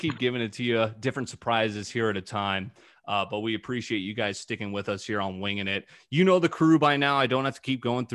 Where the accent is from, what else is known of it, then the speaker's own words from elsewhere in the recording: St. Louis, Missouri, United States; moved away as an adult; also born or lived in Connecticut / Illinois / North Dakota / South Dakota; now in Minnesota, United States; we're all from St. Louis.